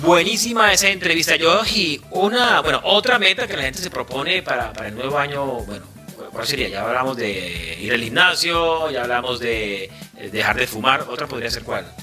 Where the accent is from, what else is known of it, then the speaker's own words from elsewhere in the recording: Caribbean Region, Colombia; now in United States; Cómo extraño mi tierra, cómo extraño el Caribe colombiano